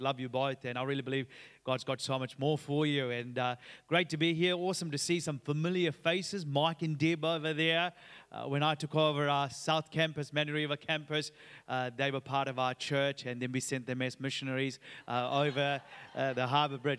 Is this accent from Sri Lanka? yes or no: yes; Sri Lanka; now in Australia; I'm originally from Sri Lanka. Uh, in June two thousand and seventeen, I took my wife Sharon and J-, Josh, uh, who was only about three years old at that time to my home country, and, and we were excited to be there because it was the first time Chase and Josh got to come and see, uh, where I grew up